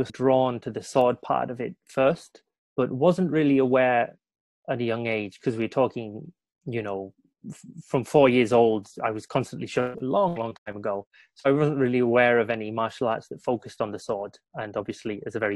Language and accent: English; Darlington, North East England, United Kingdom; moved away as an adult; now in Fukuoka, Japan; I'm originally from Darlington in the northeast of England, but I currently live in Fukuoka, Japan, where I've been here for about 8 years now.